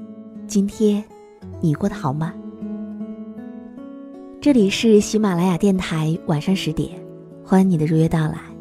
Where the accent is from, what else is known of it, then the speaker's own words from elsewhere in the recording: Henan, China; now in Guangzhou, China; 但是电话号码，我从河南来到广州之后，始终都只有一个。